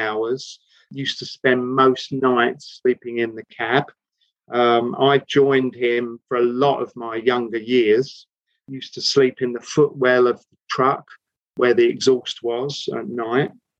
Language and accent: English; London, United Kingdom; accent: Cockney; now in Oxted, United Kingdom; I was actually born in the Salvation Army Mother's Hospital in Hackney, East London. Ah. So I'm actually a true Cockney.